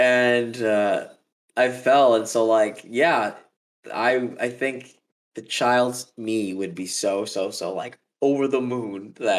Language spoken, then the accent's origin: English; New York City, New York, United States; Born and raised, man. But the funny fact is, like, I was born in the Bronx.